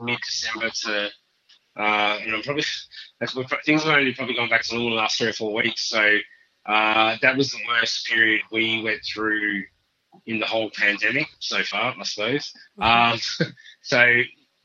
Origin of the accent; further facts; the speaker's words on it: country Victoria, Australia; also born or lived in Margaret River, Western Australia; now in Northern Territory, Australia; I was born in Margaret River, actually, but I grew up in Victoria, in country Victoria for most of my life